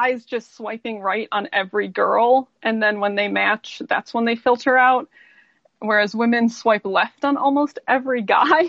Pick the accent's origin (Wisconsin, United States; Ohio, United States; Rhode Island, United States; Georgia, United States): Ohio, United States; Cleveland; now in Utah, United States; I'm originally from Cleveland